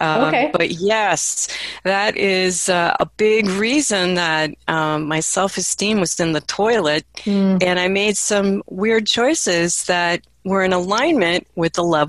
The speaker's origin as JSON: {"language": "English", "region": "Midwest", "country": "United States", "tie": "born or raised there", "also_born_or_lived": "East Coast", "said": "I grew up in the Midwest mostly. I was born on the East Coast."}